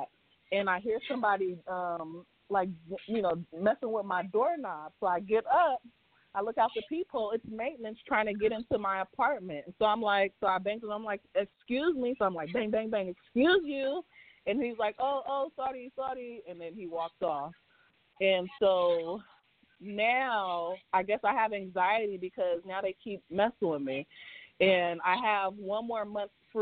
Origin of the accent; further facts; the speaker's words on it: San Francisco, California, United States; moved away as an adult; now in Las Vegas, United States; I'm from San Francisco. So anytime I tell anybody I'm from San Francisco, born and raised